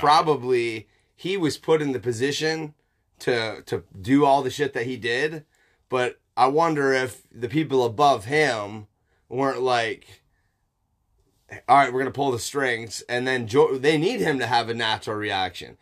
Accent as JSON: {"language": "English", "country": "United States", "said": "I'm also an American"}